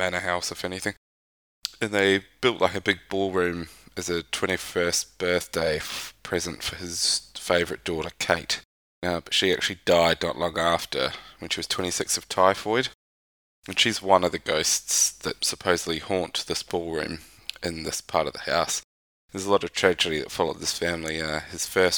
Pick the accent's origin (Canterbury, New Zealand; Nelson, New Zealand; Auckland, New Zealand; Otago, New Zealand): Otago, New Zealand; Dunedin; moved away; where I grew up back in New Zealand, Dunedin.